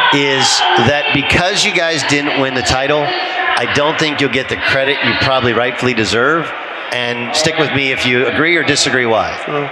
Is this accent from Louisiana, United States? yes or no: no; California, United States; You know, I grew up in Southern California in Orange County.